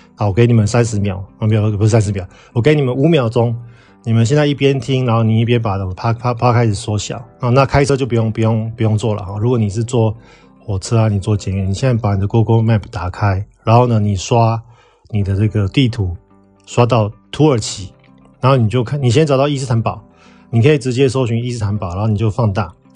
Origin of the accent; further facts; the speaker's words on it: Taiwan; now in Kuwait; 我们台湾人去泰国其实要落地签嘛